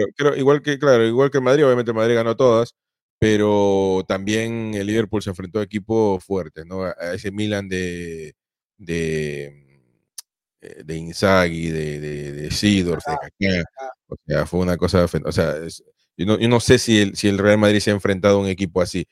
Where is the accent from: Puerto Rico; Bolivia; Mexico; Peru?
Peru; yo soy peruano